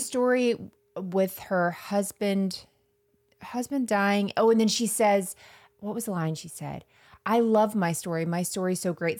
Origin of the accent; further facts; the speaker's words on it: Florida, United States; I'm from Florida